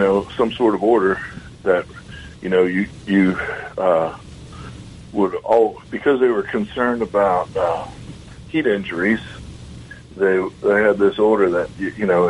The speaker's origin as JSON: {"language": "English", "area": "Long Island", "region": "New York", "country": "United States", "tie": "born or raised there", "said": "I grew up on Long Island"}